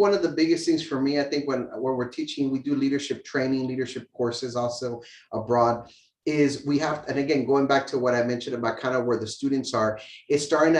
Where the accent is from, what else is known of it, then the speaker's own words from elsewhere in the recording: the South, United States; You know, coming in here in Maine, it's like I came from the South, very different.